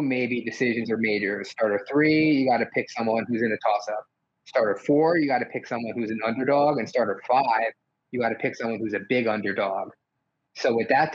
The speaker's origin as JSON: {"language": "English", "region": "New Jersey", "country": "United States", "tie": "born or raised there", "said": "growing up in New Jersey, you don't have a college team"}